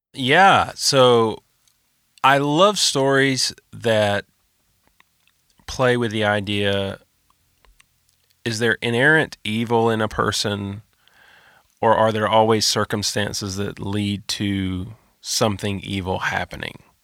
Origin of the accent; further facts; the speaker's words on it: Moultrie, Georgia, United States; moved away as an adult; now in Kennesaw, United States; I um, am from South Georgia, town called Moultrie. I grew up there and currently reside in Kennesaw